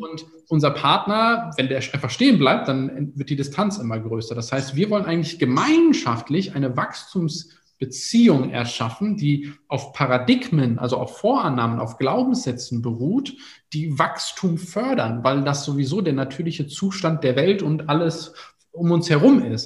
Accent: Germany; in der Stadt, wo ich aufgewachsen bin

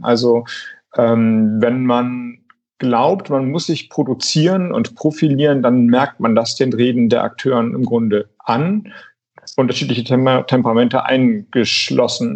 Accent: Flensburg, Schleswig-Holstein, Germany; ich komme ja aus Flensburg

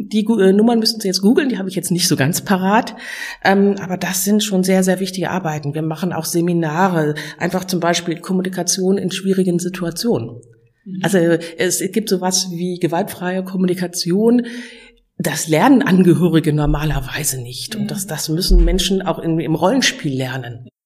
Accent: Ratingen, North Rhine-Westphalia, Germany; Ich komme aus Ratingen, also aus Nordrhein-Westfalen, bin von Beruf Rechtsanwältin.

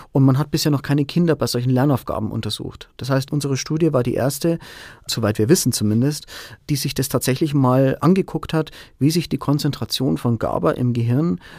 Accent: Bavaria, Germany; Also ich komme ursprünglich aus der Oberpfalz, meine Familie lebt hier, meiner Frau gefällt es hier sehr gut.

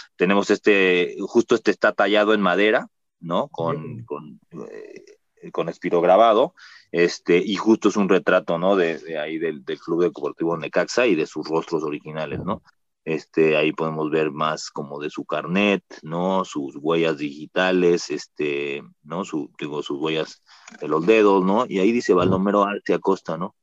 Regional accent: Mexico City, Mexico; nací aquí en el Hospital de México, aquí justamente en, en Viaducto

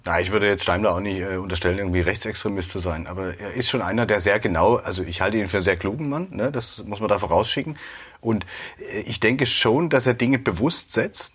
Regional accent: Dresden, Saxony, Germany; ich bin auch in Dresden geboren

